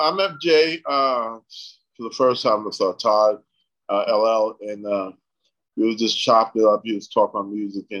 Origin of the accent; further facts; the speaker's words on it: U.S. Virgin Islands; now in United States; I'm from the Caribbean, right? St. Thomas, you know, down by Puerto Rico